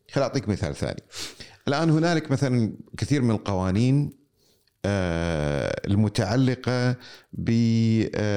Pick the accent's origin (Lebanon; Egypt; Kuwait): Kuwait; عندنا في الكويت